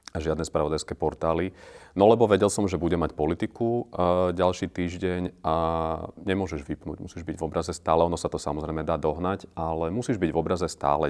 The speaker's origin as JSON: {"language": "Slovak", "town": "Námestovo", "region": "Žilina Region", "country": "Slovakia", "tie": "born or raised there", "moved": "as an adult", "lives_now": "Bratislava, Slovakia", "said": "narodil som sa na Orave a v námestove som žil do 18, potom som prišiel do Bratislavy"}